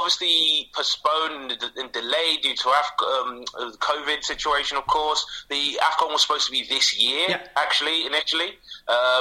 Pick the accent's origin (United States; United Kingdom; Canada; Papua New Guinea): United Kingdom; London; moved away as an adult; now in South Norwood, London, United Kingdom; I grew up in Camden, obviously, so I was fairly close to Arsenal.